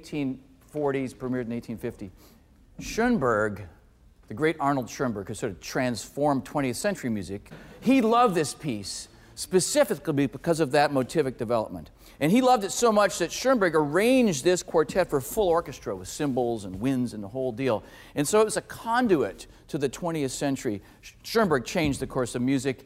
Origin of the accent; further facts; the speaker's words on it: Canada; growing up in Canada